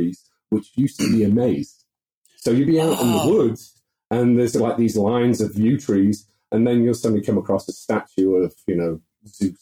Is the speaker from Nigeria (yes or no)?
no; the north of Britain, England, United Kingdom; moved away as an adult; also born or lived in Netherlands / Kenya; now in United States; we moved back to the north of Britain, which is where my folks grew up